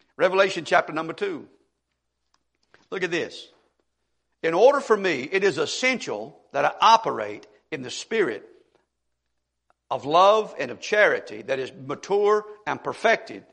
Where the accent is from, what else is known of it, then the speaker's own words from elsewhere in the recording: Monroe County, Mississippi, United States; In Mississippi, at least an area where I grew up in Monroe County